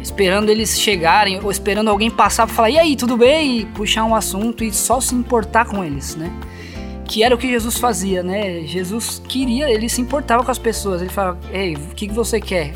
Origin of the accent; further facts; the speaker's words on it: São Paulo, Brazil; moved away as an adult; now in Campina Grande, Brazil; eu, como paulista